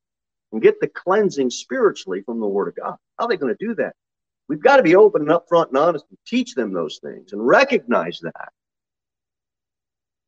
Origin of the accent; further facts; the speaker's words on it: United States; We are Americans, and we are American Christians